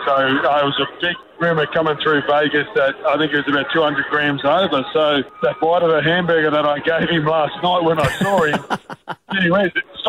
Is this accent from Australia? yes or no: yes; Queensland, Australia; being a Queenslander senior.